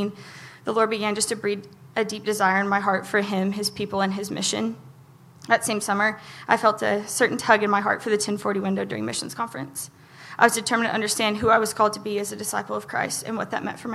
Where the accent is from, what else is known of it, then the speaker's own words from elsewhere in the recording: Oklahoma, United States; I grew up in Ebbin, Oklahoma.